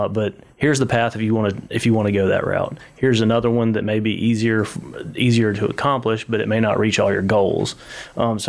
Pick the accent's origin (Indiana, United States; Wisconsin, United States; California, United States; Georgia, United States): Georgia, United States; now in Hernando, United States; I'm from Georgia